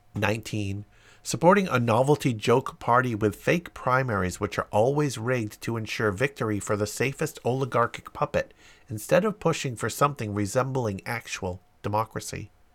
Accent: London, United Kingdom; I was born and raised in London

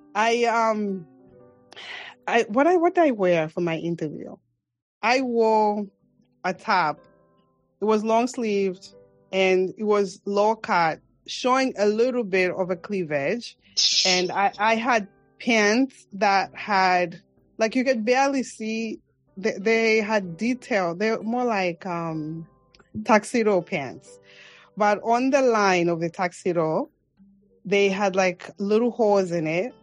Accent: Mongu, Western Province, Zambia; accent: African; moved away as an adult; now in New York City, United States; Zambia, which is my home country

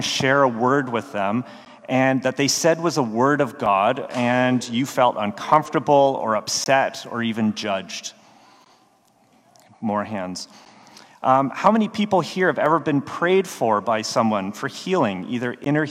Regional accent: Canada; moved away as an adult; also born or lived in Baltimore; I'm Canadian. If any of you have ever seen a TV show called Letterkenny or are willing to admit you have, that'll give you a sense of who I went to high school

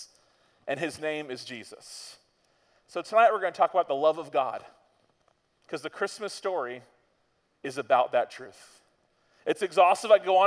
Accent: Florida, United States; We're from Florida

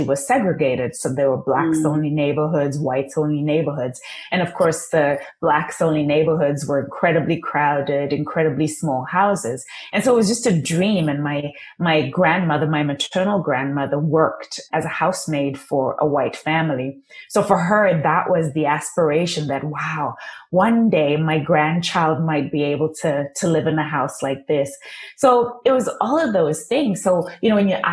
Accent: Zimbabwe; first language Shona; English is a second language; moved away; I was born and raised in Zimbabwe, literally born, raised in a mud hut, no running water, no electricity.

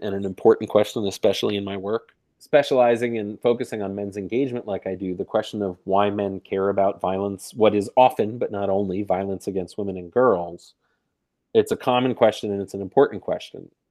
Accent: New York, United States; I am from New York

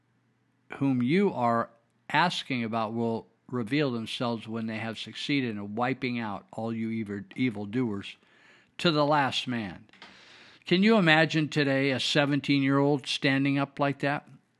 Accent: United States; born there; I was born in America. a true land of opportunity for anyone of any color or background.

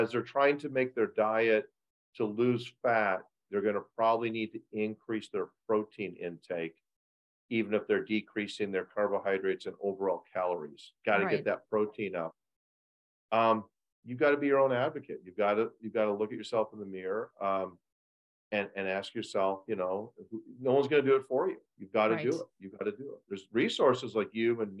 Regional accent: Edwardsville, Illinois, United States; I have a clinic in my hometown of Edwardsville, Illinois

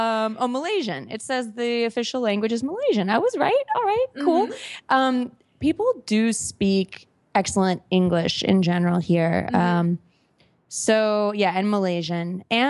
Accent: Minneapolis, Minnesota, United States; born there; So I was born in Minneapolis, Minnesota, the United States of America. It's the Midwest, kind of, you know, a nice city, but just, in the middle of the country, not too exotic, at least to me anyway.

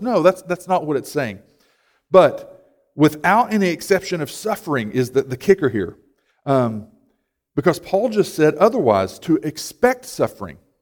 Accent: United States; we can identify more as American than we do with the gospel

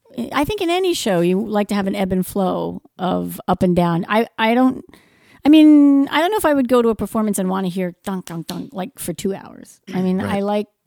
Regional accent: United States; I'm American.

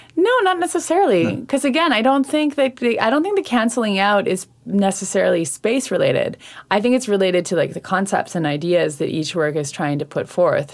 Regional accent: Saint John, New Brunswick, Canada; now in Montreal, Canada; I am originally from St. John, New Brunswick.

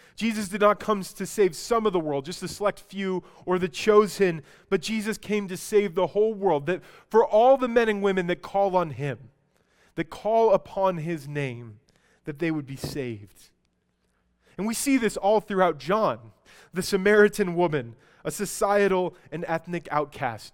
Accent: Albuquerque, New Mexico, United States; I'm from Albuquerque

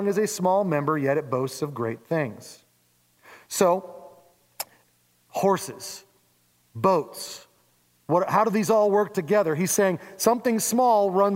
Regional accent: Oregon, United States; I'm very American

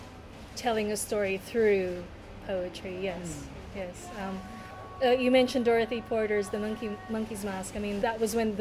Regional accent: Hobart, Tasmania, Australia; also born or lived in Manila, Philippines; You and I grew up in Hobart in Tasmania

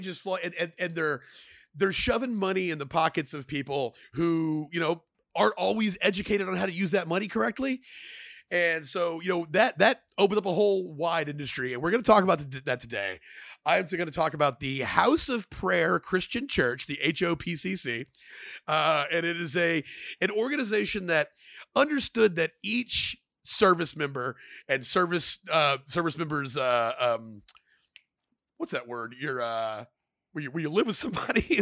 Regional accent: Killeen, Texas, United States; moved away as an adult; now in Austin, United States; I grew up in Killeen, but I've been in Austin for a while

